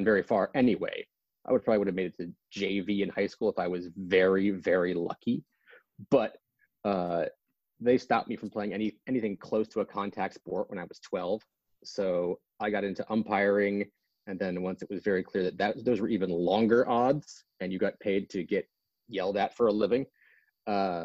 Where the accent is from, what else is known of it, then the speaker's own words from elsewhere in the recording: Portland, Oregon, United States; moved away; I grew up in Portland, Oregon